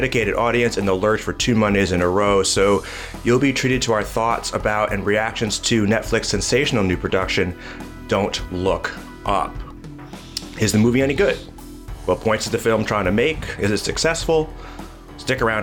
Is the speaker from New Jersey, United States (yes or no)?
yes; Jersey City, New Jersey, United States; my hometown of Jersey City